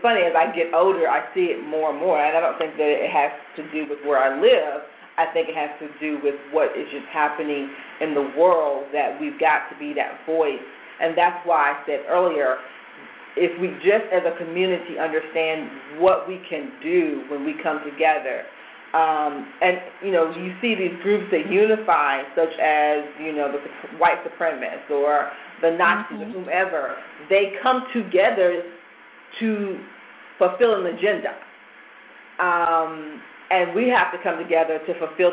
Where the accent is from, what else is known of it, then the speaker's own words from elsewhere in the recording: Nashville, Tennessee, United States; moved away as an adult; also born or lived in Charlotte; now in Baltimore, United States; being from Nashville